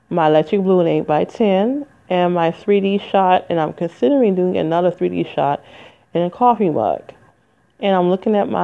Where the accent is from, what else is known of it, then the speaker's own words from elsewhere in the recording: Michigan, United States; moved away as an adult; it's in Michigan, my home state. I ain't lived in 20 years